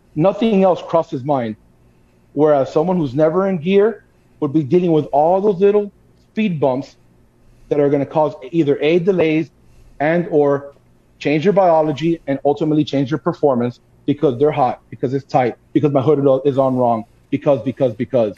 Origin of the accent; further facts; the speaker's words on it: Miami, Florida, United States; born and raised in Miami, Florida.